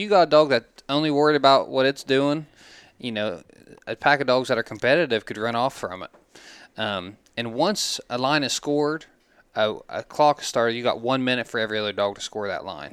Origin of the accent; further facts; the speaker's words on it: Glouster, Ohio, United States; we're both from Gloucester originally